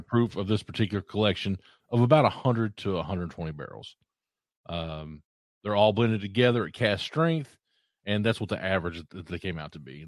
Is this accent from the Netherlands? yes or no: no; Eastern Kentucky, United States; I grew up in Eastern Kentucky